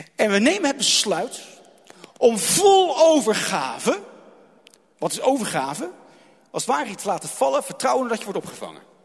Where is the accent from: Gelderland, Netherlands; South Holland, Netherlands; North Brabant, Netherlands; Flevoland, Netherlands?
South Holland, Netherlands; Rotterdam; now in Goeree-Overflakkee, Netherlands; toen ik nog in IJsselmonde woonde